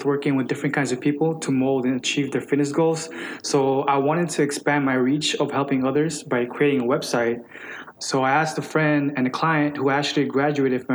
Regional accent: South Texas, United States; moved away as an adult; also born or lived in Philippines; now in Nashville, United States; I was born in the Philippines, and I moved here to Texas, Macon, Texas, which is South Texas.

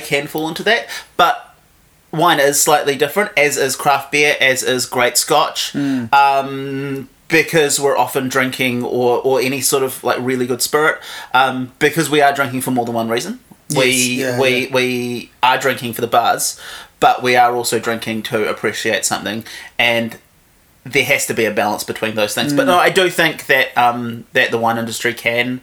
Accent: Havelock North, Hawke's Bay, New Zealand; moved away as an adult; now in Wellington, New Zealand; I grew up in Hawke's Bay, basically lived there till I was 18, and then came to Wellington to go to university.

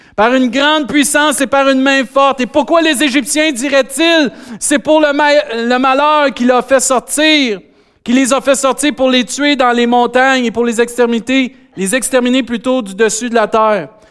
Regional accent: Saint-Hyacinthe, Quebec, Canada; accent: Saint-Hyacinthe; J'ai encore mon accent Saint-Hyacinthe.

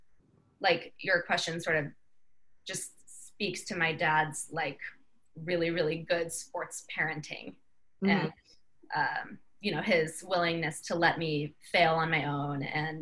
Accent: San Diego, California, United States; I grew up in San Diego.

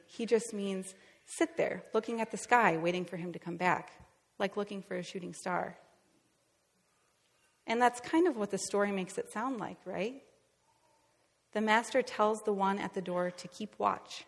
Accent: Northwest Iowa, United States; moved away; I'm from Northwest Iowa. My parents' house is just a couple miles south of the Minnesota border

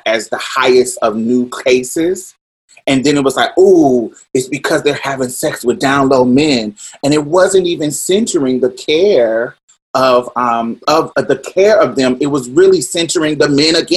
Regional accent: Indianapolis, Indiana, United States; growing up in Indianapolis, young in my teens

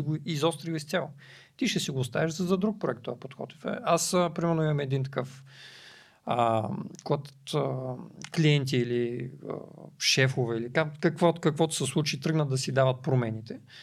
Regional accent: Varna, Varna Province, Bulgaria; аз съм от Варна

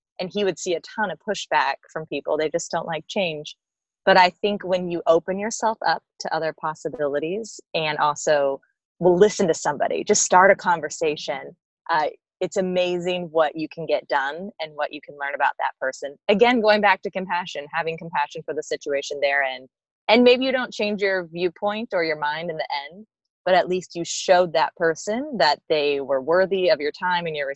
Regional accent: Midwest, United States; I'm from the Midwest

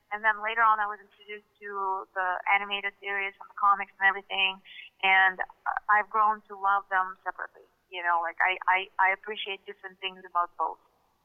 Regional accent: Russia; English is a second language; growing up in Russia, somehow I did not my childhood did not include X-Men.

